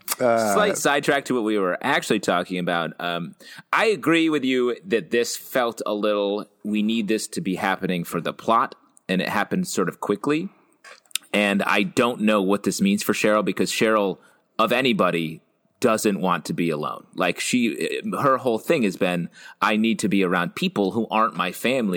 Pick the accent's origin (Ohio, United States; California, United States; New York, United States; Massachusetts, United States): New York, United States; Queens; You guys promming over here? Yeah, I get it. I'm from Queens.